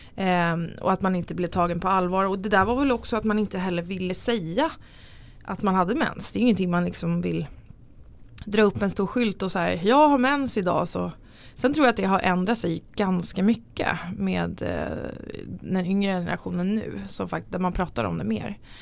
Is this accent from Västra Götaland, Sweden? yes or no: no; Tyresö, Stockholm County, Sweden; now in Nacka, Sweden; Jag är från Stockholm, eller utanför Stockholm. Jag är född i Tyresö, men eh, bor i Nacka